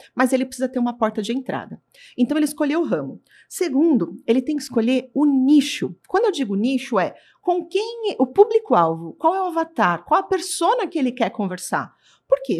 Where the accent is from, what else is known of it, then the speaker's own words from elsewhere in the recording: São Paulo, Brazil; eu sou de São Paulo, mas eu ia pro A B C pra vender